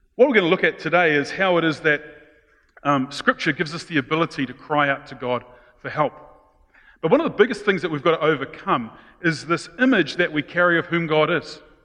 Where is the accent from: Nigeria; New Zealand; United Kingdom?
New Zealand; being Kiwis, especially those brought up of good British stock